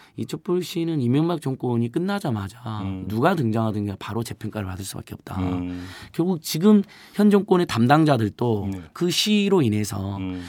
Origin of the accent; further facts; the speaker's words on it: Hwasun, South Jeolla, South Korea; moved away; 고향이 전남 하순이어가지고